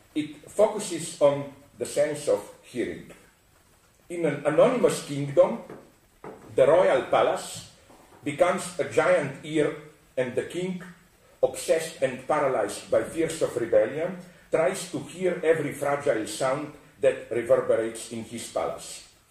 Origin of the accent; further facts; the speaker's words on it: Slovenia; I come from Slovenia, which is south of Austria.